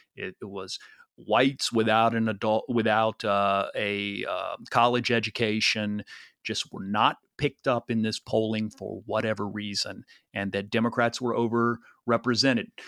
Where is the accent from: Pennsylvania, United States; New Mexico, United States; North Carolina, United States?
North Carolina, United States; moved away; I'm from the South